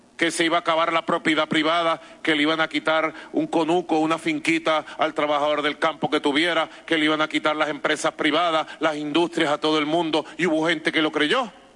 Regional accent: Venezuela; nosotros los venezolanos

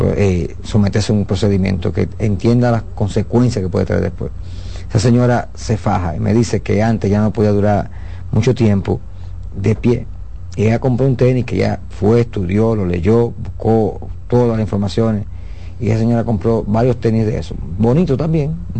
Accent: Dominican Republic; nosotros como dominicanos

